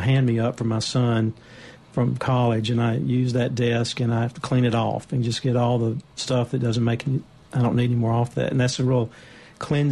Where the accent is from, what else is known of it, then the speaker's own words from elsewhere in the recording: Cleveland, Mississippi, United States; I grew up in Cleveland